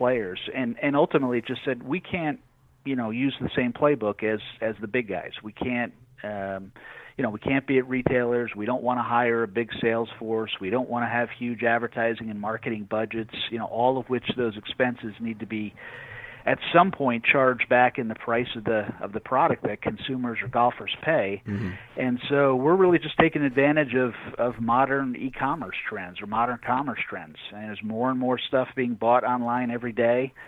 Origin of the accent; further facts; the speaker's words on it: New England, United States; I grew up in New England